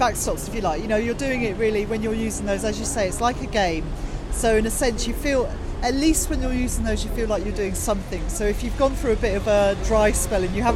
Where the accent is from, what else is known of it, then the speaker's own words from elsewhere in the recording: Canterbury, South East England, United Kingdom; a language school that I know in Canterbury, which is my hometown